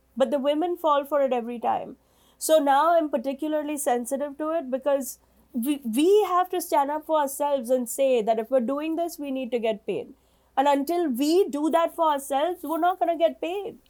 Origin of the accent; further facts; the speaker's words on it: India; moved away as an adult; now in New York, United States; I'm an Indian woman living in New York for, you know, 25 years